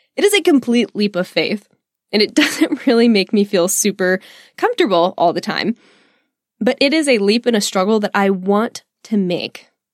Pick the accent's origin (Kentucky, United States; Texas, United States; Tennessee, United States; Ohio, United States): Texas, United States; I am just a Texan